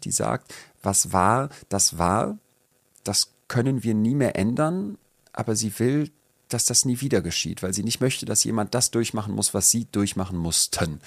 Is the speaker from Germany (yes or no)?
yes; Solingen, North Rhine-Westphalia, Germany; Rabatz, hieß der Kinderladen bei uns in Solingen